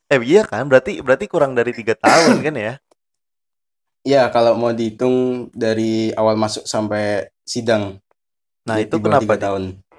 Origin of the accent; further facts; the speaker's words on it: Cilacap, Central Java, Indonesia; also born or lived in Semarang; Ya, aku asli Cilacap, tapi kalau di Semarang itu aku numpang lahir.